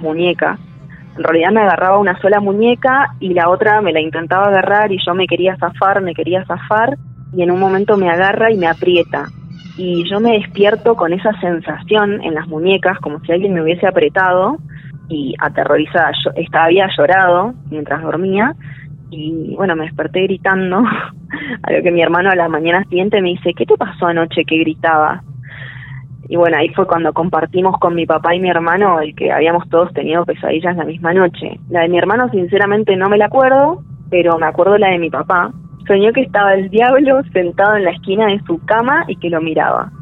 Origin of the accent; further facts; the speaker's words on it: San Miguel, Buenos Aires Province, Argentina; moved away as an adult; yo soy originaria de Buenos Aires, nací allá y viví hasta los 19 años en San Miguel